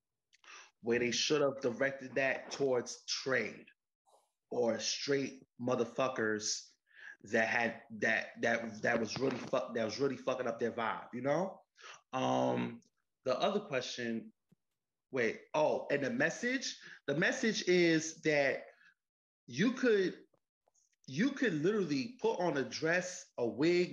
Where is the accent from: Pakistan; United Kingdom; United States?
United States; New York City, New York; Well, I'm actually from New York City. Grew up in the Bronx. I'm from the Bronx.